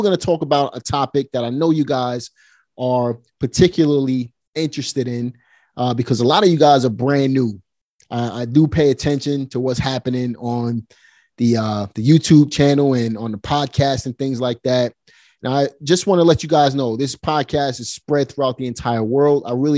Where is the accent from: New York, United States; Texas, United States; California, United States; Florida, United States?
New York, United States; Brooklyn; So I grew up right in Red Hook.